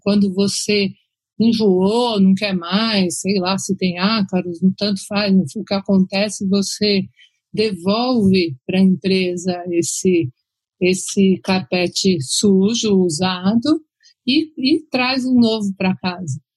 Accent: Brazil; como brasileiros

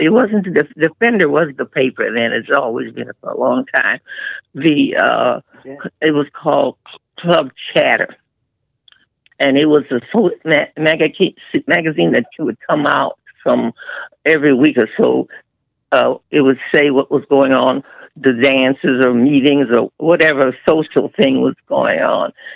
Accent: Chicago, Illinois, United States; I was born and raised in Chicago on the west side

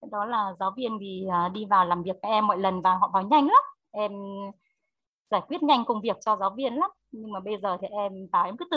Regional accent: Phú Thọ, Vietnam; Bài Em hát một bài về Phú Thọ quê mình được không ạ? do em muốn giới thiệu về Phú Thọ mình uh, cho cả nhà biết uh, biết đến Phú Thọ của em ạ.

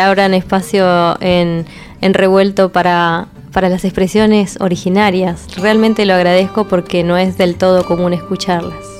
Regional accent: Neuquén, Argentina; yo nací, nací en Neuquén, en un lugar en, que estaba rodeado de canales, ríos y acequias

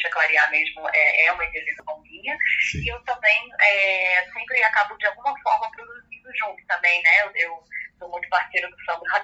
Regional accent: Rio de Janeiro, Brazil; que a gente é daqui do Rio, né, só para situar as pessoas, eu, eu moro aqui no Rio de Janeiro

